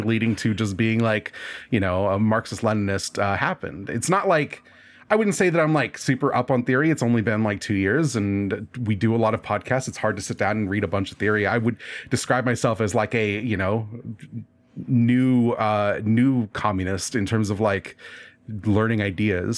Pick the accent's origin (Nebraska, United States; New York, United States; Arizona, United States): Nebraska, United States; I'm in Nebraska. I grew up in Nebraska